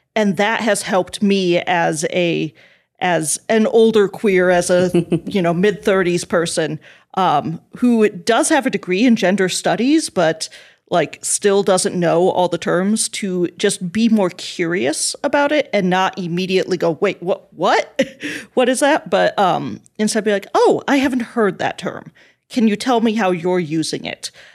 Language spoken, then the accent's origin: English; South Dakota, United States; I was raised evangelical Christian in the Midwest, in South Dakota